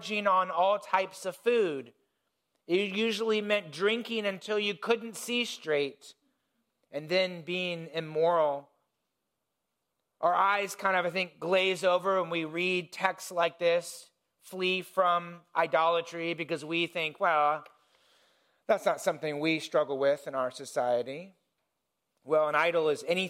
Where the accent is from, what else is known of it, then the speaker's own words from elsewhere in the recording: Indiana, United States; I grew up in Indiana, in the country